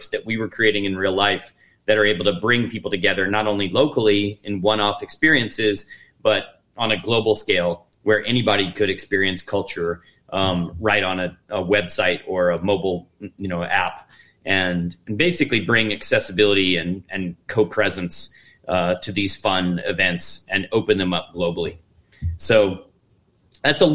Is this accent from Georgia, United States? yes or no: no; Kentucky, United States; moved away as an adult; also born or lived in Tennessee / New York City; I was born born in Tennessee and raised in Kentucky, and I have a lot of roots in the South.